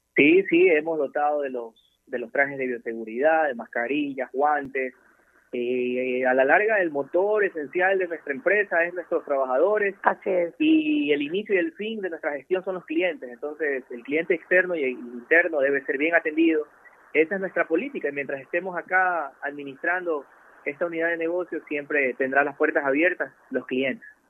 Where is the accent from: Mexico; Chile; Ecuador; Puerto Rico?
Ecuador; nosotros como ecuatorianos